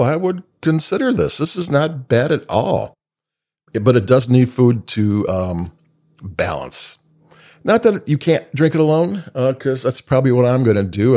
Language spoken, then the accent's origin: English; Chicago, Illinois, United States; I'm from Chicago